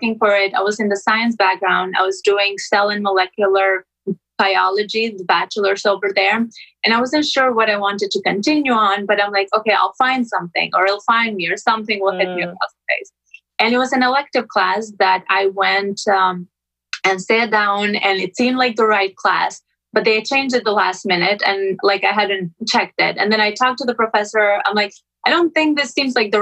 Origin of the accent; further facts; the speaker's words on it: Albania; now in Florida, United States; I'm originally from Albania.